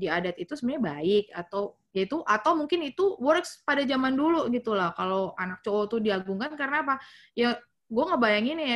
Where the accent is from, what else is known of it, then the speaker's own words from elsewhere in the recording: North Sumatra, Indonesia; kalau gue yang gue tahu karena gue orang Batak gitu ya